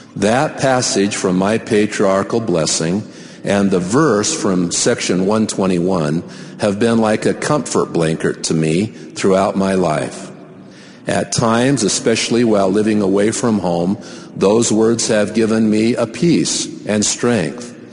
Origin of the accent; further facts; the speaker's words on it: Salt Lake Valley, Utah, United States; From my earliest days growing up in the Cottonwood Stake in the Salt Lake Valley